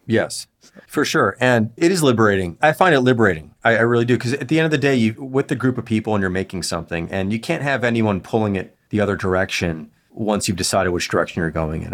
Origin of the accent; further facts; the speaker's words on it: Chicago, Illinois, United States; moved away as an adult; now in Los Angeles, United States; grew up in Chicago